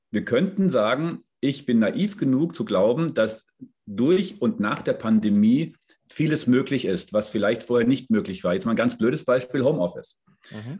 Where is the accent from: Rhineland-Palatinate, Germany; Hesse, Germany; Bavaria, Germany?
Hesse, Germany; Darmstadt; also born or lived in Frankfurt / Munich; now in south of Munich, Germany; Ich bin in Darmstadt geboren, also ich bin eigentlich Hesse, lebe jetzt hier südlich von München